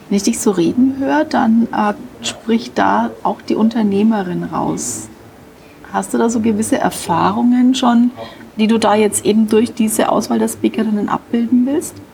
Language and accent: German; Nuremberg, Bavaria, Germany; born there; Sage ich jetzt so als gebürtige Nürnberger.